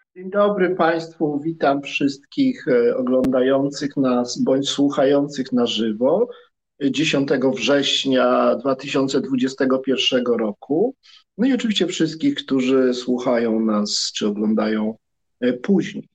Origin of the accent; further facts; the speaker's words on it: Poland; jesteśmy Polakami